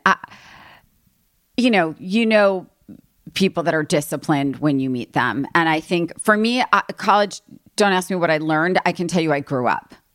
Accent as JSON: {"language": "English", "region": "East Coast", "country": "United States", "also_born_or_lived": "New York", "moved": "as an adult", "lives_now": "Los Angeles, United States", "said": "I'm from East Coast and always wanted to live here"}